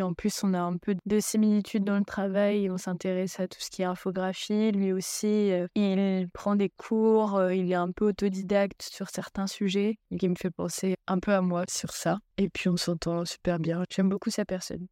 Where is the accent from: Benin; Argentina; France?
France; moved away as an adult; now in Kampong Cham, Cambodia; chez nous en France